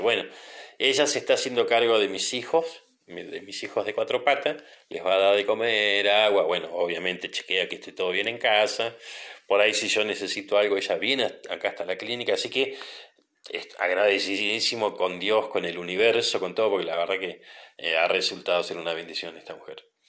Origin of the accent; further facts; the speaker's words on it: Trelew, Chubut, Argentina; Yo soy de Trelew, de la provincia del Chubut